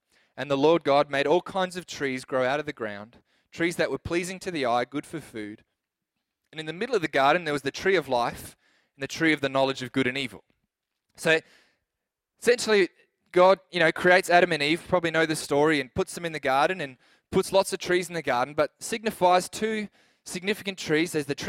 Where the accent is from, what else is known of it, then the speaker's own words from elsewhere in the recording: Adelaide, South Australia, Australia; we came from Adelaide where you didn't really know your neighbor at all.